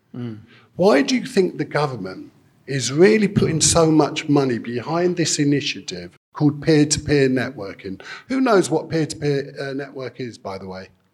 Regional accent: United Kingdom; we're British, and it's great to be British

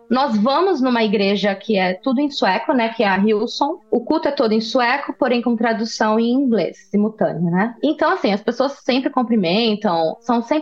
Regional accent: Brazil; moved away as an adult; now in Sweden; porque sabe que eu vim do Brasil, que é um país quente e que as pessoas são diferentes, são mais calorosas.

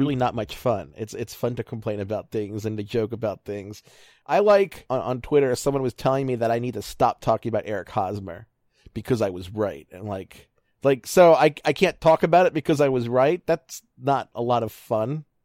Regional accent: Baltimore, Maryland, United States; moved away as an adult; now in Ohio, United States; I'm from Baltimore

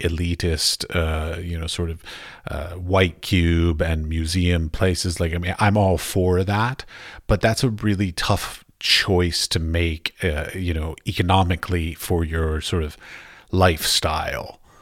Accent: United States; I grew up outside of Washington, D C

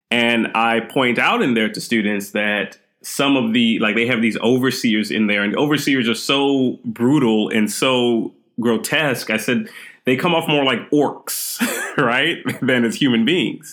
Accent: Texas, United States; also born or lived in Queens, New York / Brooklyn, New York / Trinidad and Tobago / Staten Island, New York; we moved to Texas. And Texas is where I spent most of my years

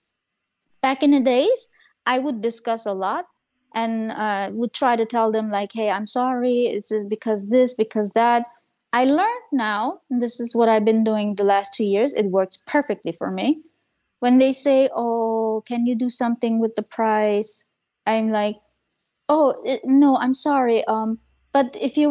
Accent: Germany; I am Turkish. I am from this culture, but I grew up in Germany.

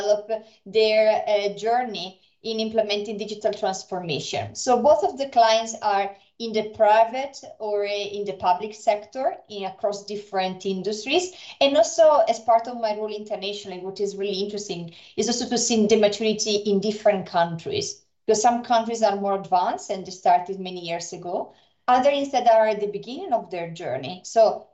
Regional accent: Brescia, Lombardy, Italy; moved away; also born or lived in Finland; I studied in Italy at the University of Brescia. It is also my hometown.

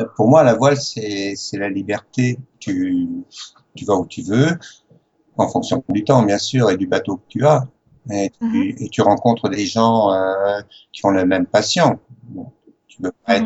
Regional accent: Les Sables-d'Olonne, Pays de la Loire, France; born or raised there; accent: French; moved away as an adult; also born or lived in Paris / Morocco / Algeria / Cairns, Australia; now in Australia

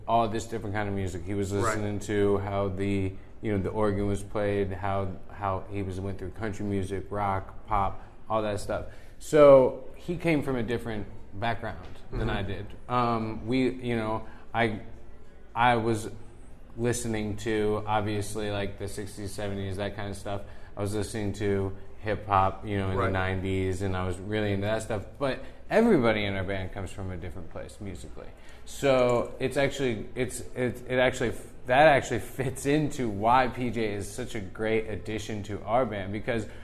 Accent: New Orleans, Louisiana, United States; we're from New Orleans

